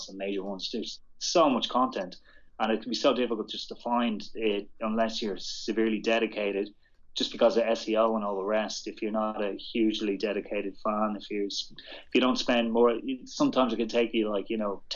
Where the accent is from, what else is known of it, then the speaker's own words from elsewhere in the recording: Dublin, Leinster, Ireland; moved away as an adult; now in London, United Kingdom; I'm from Dublin, as you probably recognize my accent. When I arrived in London and relocated to London 7 years ago